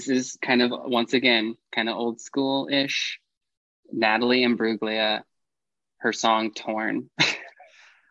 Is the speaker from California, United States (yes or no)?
yes; Fresno, California, United States; I grew up in Fresno, California